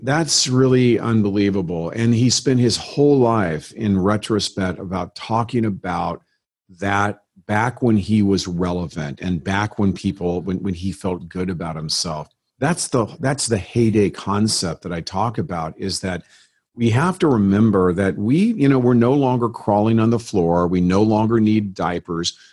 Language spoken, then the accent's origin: English; San Bernardino, California, United States; born or raised there; moved away as an adult; now in Scottsdale, United States